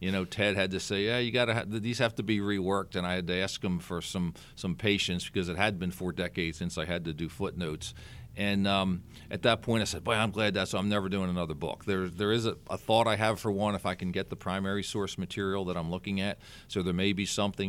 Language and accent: English; Philadelphia, Pennsylvania, United States; I was born and raised in Philadelphia